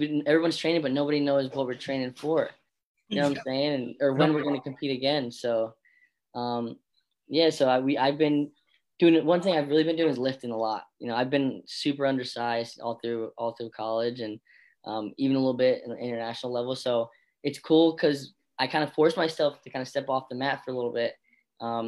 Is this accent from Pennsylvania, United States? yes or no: yes; Bethlehem, Pennsylvania, United States; also born or lived in Florida; I'm from the Lehigh Valley, from, you know, Bethlehem right here.